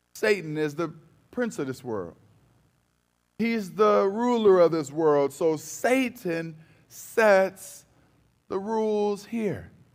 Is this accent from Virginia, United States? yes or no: no; Cleveland, Ohio, United States; I'm from Cleveland